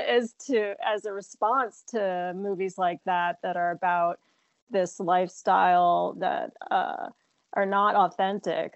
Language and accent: English; New Jersey, United States; I uh, grew up in New Jersey, um, but very close to New York City